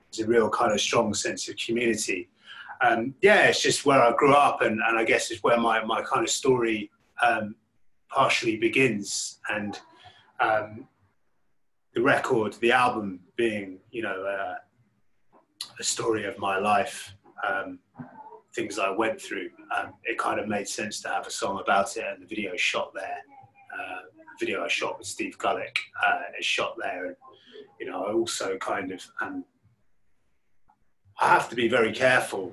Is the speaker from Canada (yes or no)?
no; London, United Kingdom; That's where I grew up in West London. It's a tower block, just Latimer Road, like W10, kind of just near Ladbroke Grove